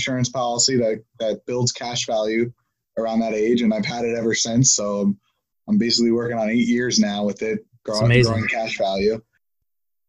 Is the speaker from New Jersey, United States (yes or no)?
yes; Park Ridge, New Jersey, United States; me and you both grew up together. We came from Park Ridge